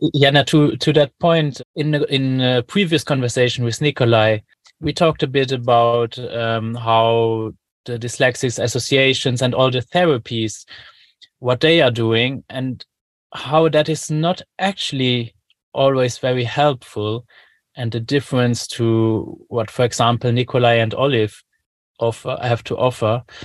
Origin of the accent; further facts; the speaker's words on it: Luxembourg; I'm from Luxembourg